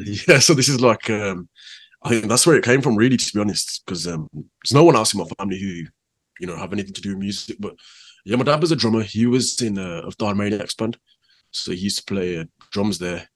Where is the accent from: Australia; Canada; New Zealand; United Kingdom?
United Kingdom; Birmingham, West Midlands; also born or lived in Handsworth; I was lived there till I was about four. Um, then I moved to Handsworth Wood. So a lot of the time I spent with my nanny. Though my nanny lived in Handsworth